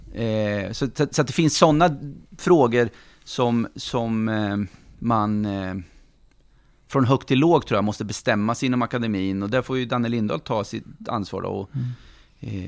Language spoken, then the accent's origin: Swedish; Norrköping, Östergötland, Sweden; also born or lived in Finspång; jag är född i Finspång, uppvuxen i Norrköping hela mitt liv och det här är min stad